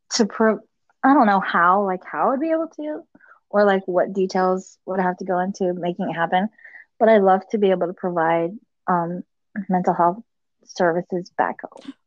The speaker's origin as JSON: {"language": "English", "country": "United States", "tie": "born or raised there", "also_born_or_lived": "Kosrae, Micronesia", "said": "I was born here in America, so I've been here my whole life"}